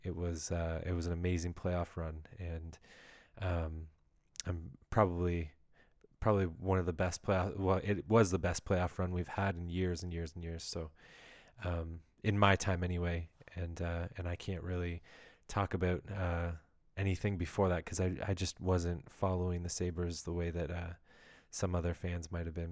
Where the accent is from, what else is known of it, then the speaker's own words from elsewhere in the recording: Ottawa, Ontario, Canada; now in Greater Toronto Area, Canada; I was born in Ottawa, Ontario